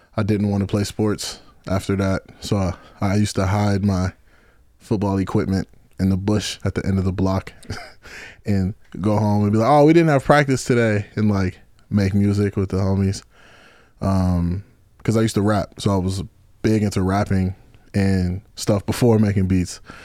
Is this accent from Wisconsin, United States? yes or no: yes; Kenosha, Wisconsin, United States; now in Chicago, United States; I'm from Kenosha, Wisconsin